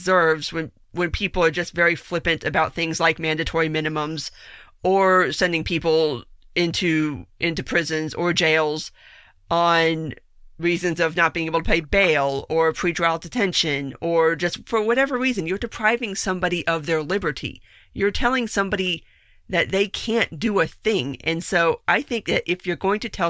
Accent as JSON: {"language": "English", "region": "South Florida", "country": "United States", "tie": "born or raised there", "said": "I'm born and raised in South Florida"}